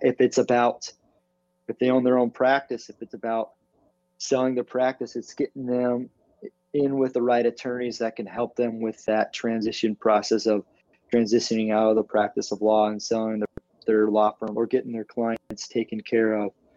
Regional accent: Arizona, United States; I'm from Arizona.

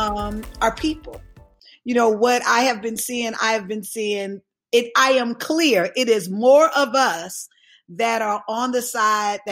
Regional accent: Alabama, United States; I was raised in Alabama.

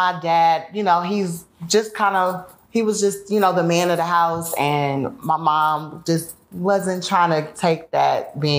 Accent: Chicago, Illinois, United States; born or raised there

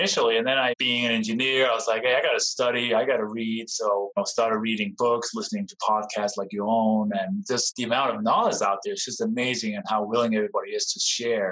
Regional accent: Denmark; also born or lived in East Coast, United States; now in Colorado, United States; I was actually born and raised in Denmark, moved to the United States in 1996

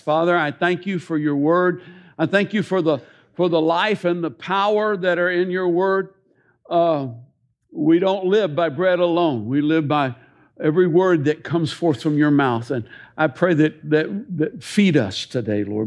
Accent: Tennessee, United States; I love being born and raised a Tennessean

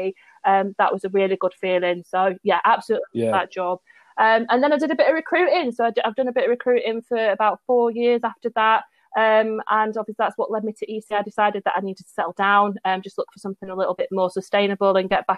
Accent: Sheffield, Yorkshire and the Humber, United Kingdom; now in Derbyshire, United Kingdom; I actually live on the outskirts of Derbyshire, but I was born in Sheffield and I've always worked in Sheffield. So I'm at what they call a DDAR

